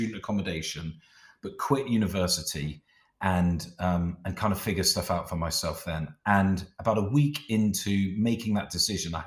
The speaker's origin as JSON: {"language": "English", "region": "South West England", "country": "United Kingdom", "also_born_or_lived": "Middlesbrough", "moved": "as an adult", "said": "I'm from the southwest of England"}